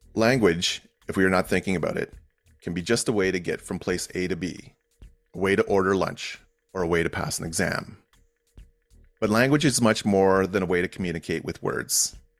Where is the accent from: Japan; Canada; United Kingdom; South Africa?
Canada; Algonquins of Pikwakanagan, Ontario; I went through my own home community, the Algonquins of Pickwacknagon